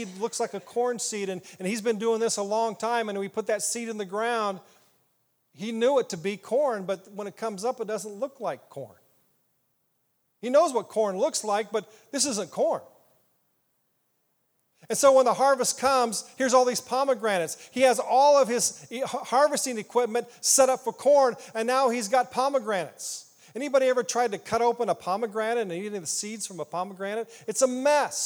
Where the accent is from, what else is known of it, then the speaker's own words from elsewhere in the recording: Ottumwa, Iowa, United States; now in Indiana, United States; I grew up in Iowa, southeast Iowa. Little town called Ottumwa